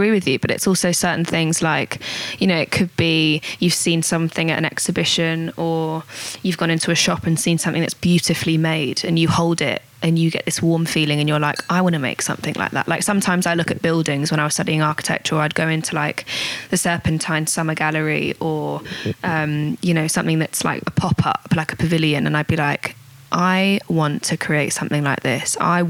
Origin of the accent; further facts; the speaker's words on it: Manchester, North West England, United Kingdom; born there; also born or lived in Australia; now in London, United Kingdom; because I've only been here 14, 15 years from, you know, doing a little bit of school in Australia. I was born in Manchester.